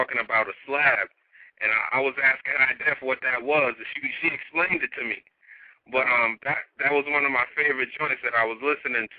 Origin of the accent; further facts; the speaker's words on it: New York, United States; I'm from New York